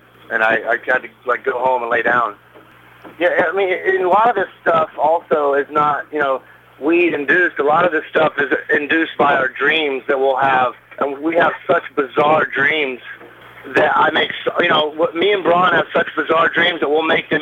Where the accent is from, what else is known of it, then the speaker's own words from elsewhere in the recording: Alabama, United States; now in Atlanta, United States; I'm from Alabama